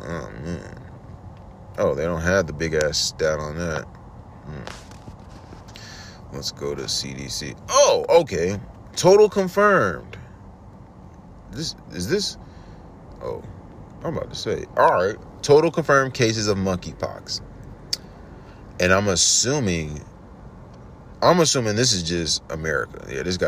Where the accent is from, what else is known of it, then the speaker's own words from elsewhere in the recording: New York City, New York, United States; I'm from New York City